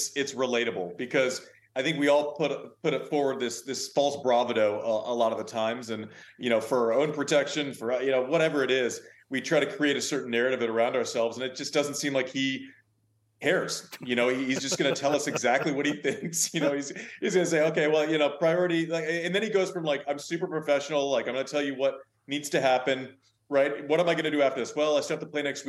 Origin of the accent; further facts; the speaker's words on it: United States; as an American